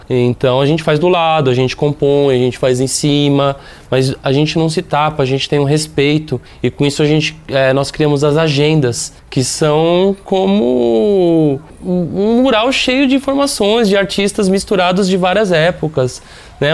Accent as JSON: {"language": "Portuguese", "region": "São Paulo", "country": "Brazil", "said": "São Paulo, né? principalmente de onde, eu, de onde eu venho, de onde eu moro"}